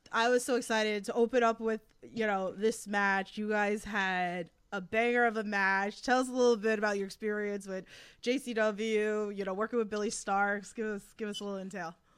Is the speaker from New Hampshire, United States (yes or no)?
no; New York City, New York, United States; accent: thick Queens; my accent, like that thick Queens accent